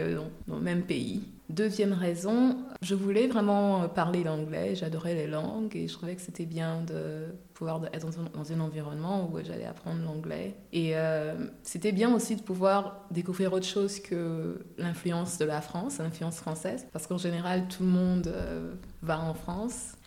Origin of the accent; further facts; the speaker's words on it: Abidjan, Côte d’Ivoire; accent: Ivorian; also born or lived in United States; je viens d'Abidjan, qui est censé être, euh, ou de la Côte d'Ivoire